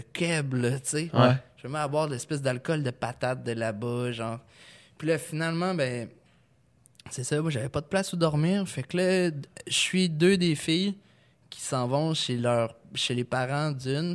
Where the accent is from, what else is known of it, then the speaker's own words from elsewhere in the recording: Lévis, Quebec, Canada; je viens de Lévis